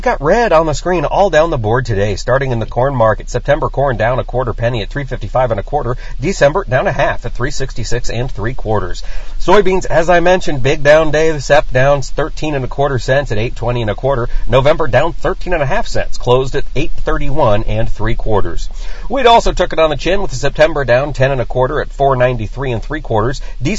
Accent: United States; Because I'm an American and I get things done, Delaney.

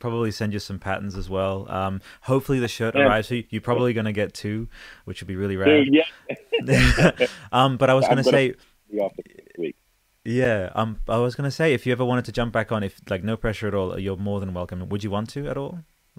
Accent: Newcastle, New South Wales, Australia; born there; now in Canberra, Australia; in Newcastle.

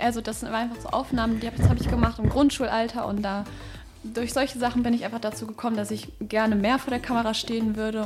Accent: Düsseldorf, North Rhine-Westphalia, Germany; ich komme aus Düsseldorf, bin 18 Jahre alt

